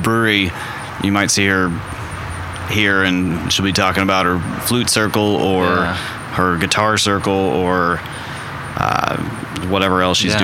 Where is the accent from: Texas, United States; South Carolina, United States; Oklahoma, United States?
Oklahoma, United States; Norman; we're both from Norman